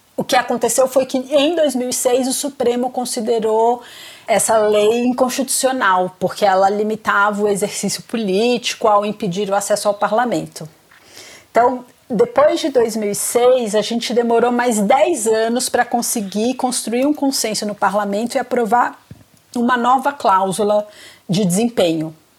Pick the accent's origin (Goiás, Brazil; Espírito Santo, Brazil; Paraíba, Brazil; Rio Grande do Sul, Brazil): Espírito Santo, Brazil; Vitória; moved away as an adult; now in São Paulo, Brazil; E eu sou capixaba, eu sou de Vitória